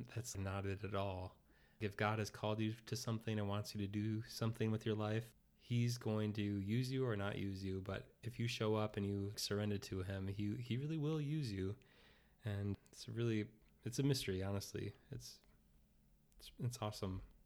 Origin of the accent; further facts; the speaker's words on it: Oak Park, Illinois, United States; I grew up in Oak Park, Illinois, so suburb of Chicago